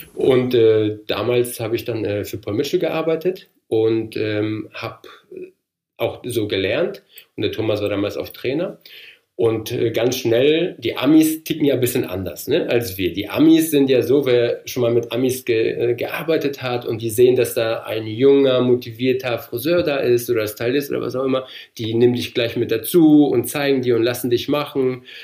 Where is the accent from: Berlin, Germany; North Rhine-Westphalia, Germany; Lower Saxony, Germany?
North Rhine-Westphalia, Germany; moved away as an adult; also born or lived in Poland / Heilbronn / Frankfurt; now in Darmstadt, Germany; Ich bin ja gebürtig aus Polen. Wir sind mit sechs bin ich nach Deutschland gekommen, also nicht alleine natürlich, mit meinen Eltern, mit meiner Schwester und äh, waren dann in Nordrhein-Westfalen 13 Jahre lang